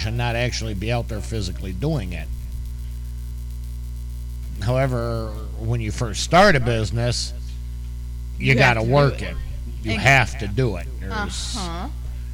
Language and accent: English; Illinois, United States; moved away; my home state of Illinois